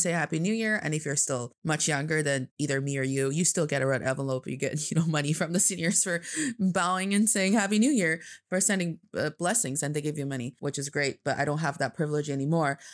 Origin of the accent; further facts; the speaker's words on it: Changchun, Jilin, China; now in Beijing, China; from the northeast part of China. It's a beautiful city called Changchun, which means a long spring, and it's in Jilin Province